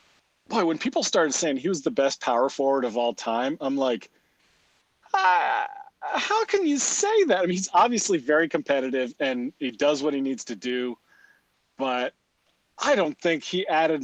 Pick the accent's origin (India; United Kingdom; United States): United States; North Carolina; I'm from North Carolina.